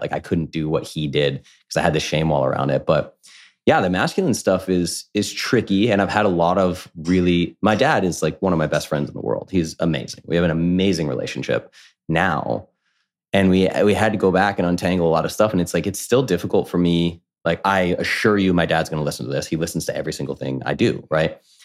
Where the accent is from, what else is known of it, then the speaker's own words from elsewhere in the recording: Coventry, Rhode Island, United States; I grew up in New England, small town called Coventry, Rhode Island.